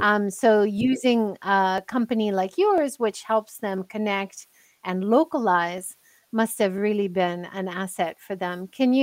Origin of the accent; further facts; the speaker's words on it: United States; moved away; I'm American.